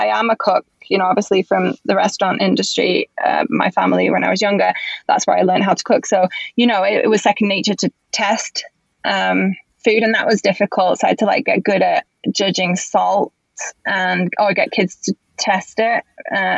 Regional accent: England, United Kingdom; also born or lived in Spain; now in Los Angeles, United States; being English

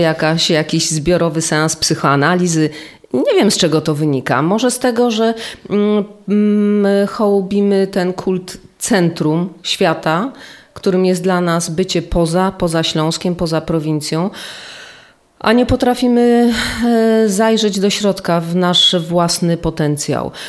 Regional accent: Silesian Voivodeship, Poland; ja jestem stąd. Mój dziadek był powstańcem śląskim

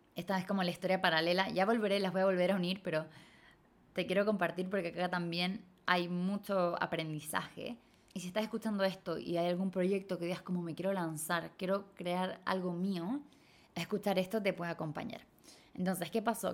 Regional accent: Chile; moved away as an adult; crecí y viví toda mi vida en Latinoamérica, en Chile

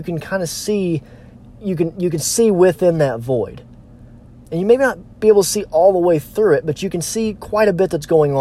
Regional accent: Missouri Ozarks, United States; I'm from the Missouri Ozarks, so we have a lot of hills

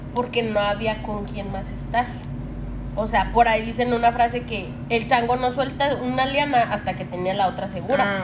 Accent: Chihuahua, Mexico; somos de Chihuahua

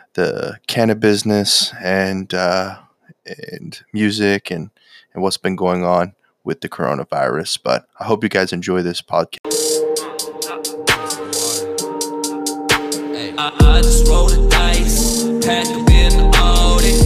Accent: Texas, United States; I'm from Texas

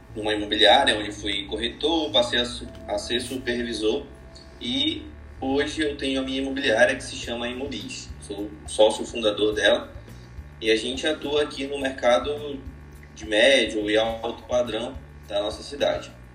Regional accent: Belém, Pará, Brazil; sou de Belém, trabalho aqui

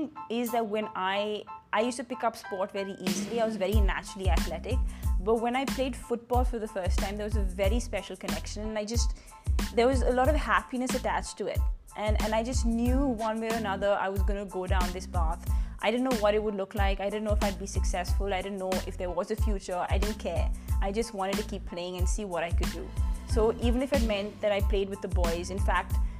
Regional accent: Delhi, India; also born or lived in Punjab / Exeter, England; I'm from Delhi, born in Punjab, brought up in Delhi. So I've done all my schooling and undergraduation, everything in Delhi itself.

